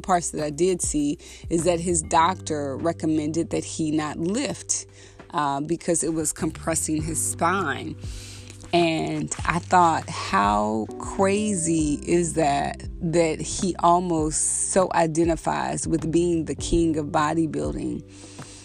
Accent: the South, United States; being in the South and growing up in the South

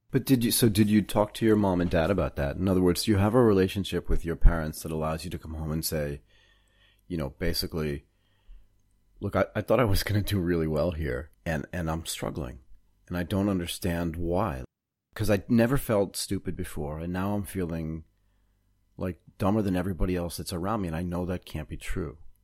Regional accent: Boston, Massachusetts, United States; also born or lived in Connecticut; I grew up in Boston, Massachusetts and a little bit in Connecticut

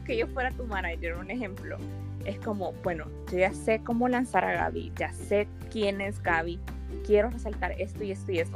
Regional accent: El Salvador; soy del Salvador

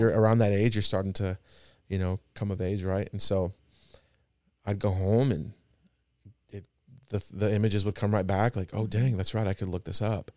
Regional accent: Presidio, Texas, United States; also born or lived in El Paso, Texas; we moved from El Paso to a small little town, I've mentioned it before. And it's about four hours south of, uh, El Paso. It's called Presidio

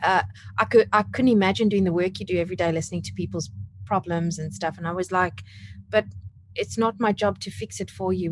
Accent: South Africa; now in Australia; growing up in South Africa, but I have been here in Australia for almost 13 years

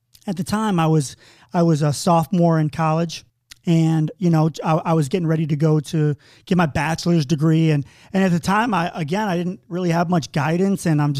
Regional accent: New York, United States; And I'm from a small podunk town in upstate New York, population 30,000. You know, when I say I'm from New York, people think New York City, but I'm from, you know, farm country.

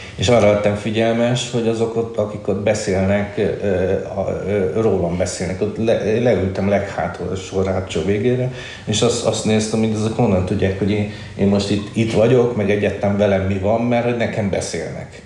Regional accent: Budapest, Hungary; én egy, ö, ö, Csengó, ö, származású családban születtem, már Budapesten

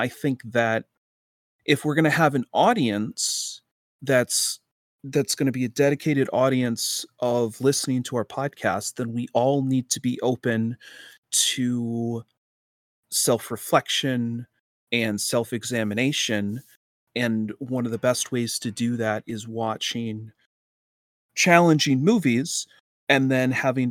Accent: United States; It's very weird for me as an American to hear about stuff like that.

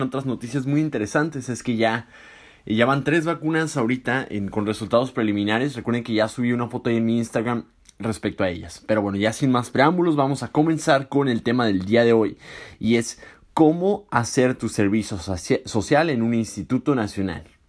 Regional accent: Tijuana, Baja California, Mexico; moved away as an adult; yo soy de Tijuana y viví toda mi vida en Tijuana

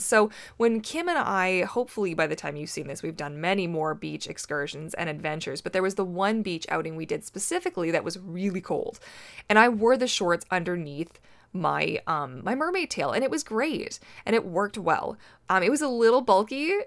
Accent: Canada; I am Canadian

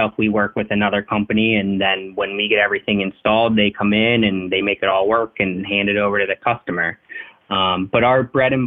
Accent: Clarion, Pennsylvania, United States; I grew up in Western Pennsylvania, north of Pittsburgh, in a small town called Clarion.

